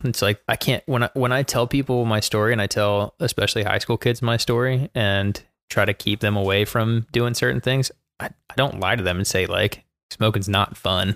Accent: Baltimore, Maryland, United States; moved away as an adult; now in Charlotte, United States; I was born in Baltimore, Maryland, to two fantastic parents

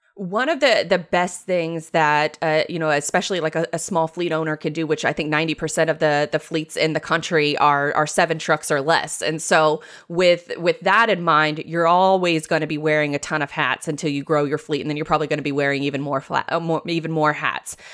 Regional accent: Jacksonville, Florida, United States; born and raised in Jacksonville, Florida

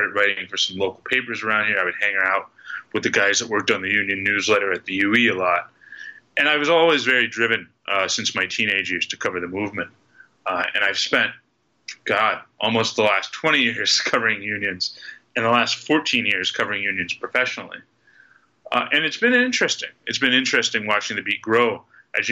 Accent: Pittsburgh, Pennsylvania, United States; I grew up here in Pittsburgh

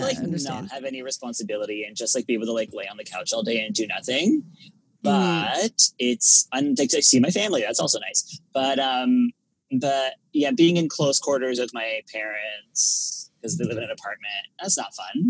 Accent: Ottawa, Ontario, Canada; I was born in Ottawa, so I'm used to the cold

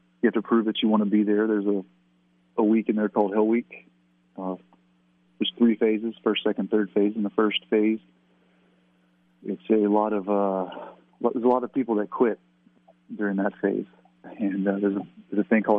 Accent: Southeast Texas, United States; I grew up in Southeast Texas

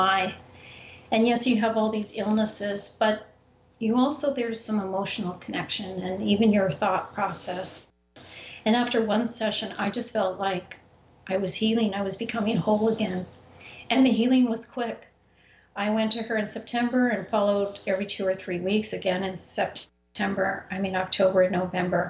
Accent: Canada; moved away; I'm originally from Canada

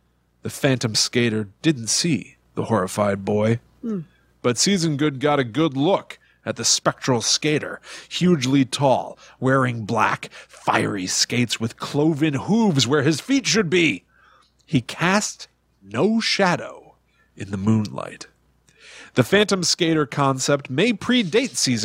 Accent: Connecticut, United States; where we grew up in Connecticut, we had Putnam Park

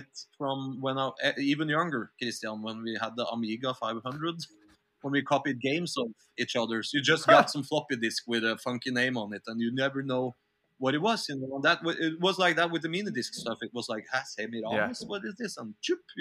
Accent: Norway; we come from Norway

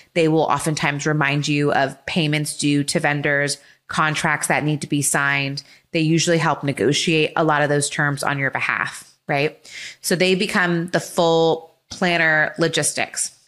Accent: Los Angeles, California, United States; grew up in L A, when to U S C, fight on. So born and raised in Southern California

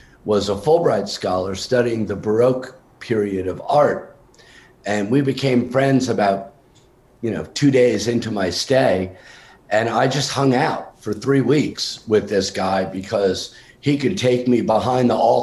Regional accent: New York, United States; moved away as an adult; also born or lived in Vermont; now in Nashville, United States; I grew up in New York and in Vermont

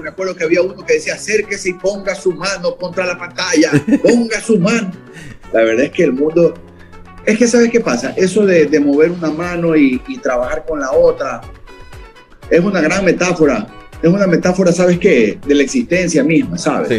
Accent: the Ecuadorian coast, Ecuador; somos costeños

